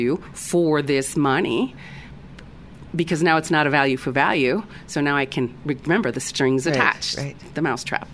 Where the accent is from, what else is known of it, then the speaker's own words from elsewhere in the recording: United States; moved away; being an American, a U.S.-born American, just I'm an expat, so, or was an expat